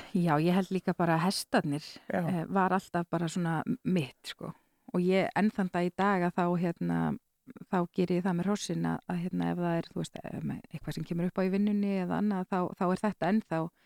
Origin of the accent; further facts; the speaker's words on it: Skagafjörður, Northwestern Region, Iceland; ólst upp í Skagafyrði